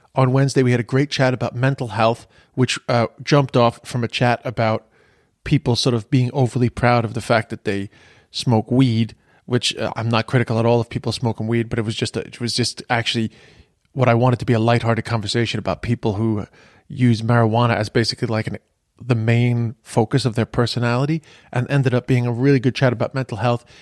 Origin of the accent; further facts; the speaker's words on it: United States; accent: American; You hear my American accent. My people didn't leave Ireland until the mid 1920s